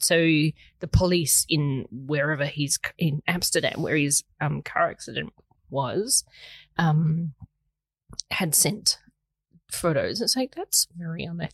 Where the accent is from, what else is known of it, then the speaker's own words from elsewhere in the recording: Australia; as an Australian